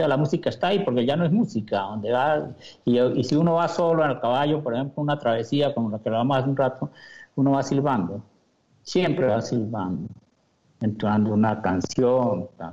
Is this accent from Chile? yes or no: no; Hato Camarita, Llanos Orientales, Colombia; tenía el ato camarita donde me crié de llanero